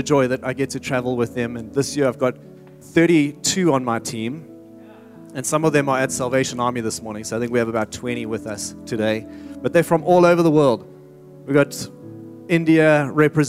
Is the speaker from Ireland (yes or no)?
no; South Africa; moved away as an adult; now in Redding, United States; I'm from South Africa originally.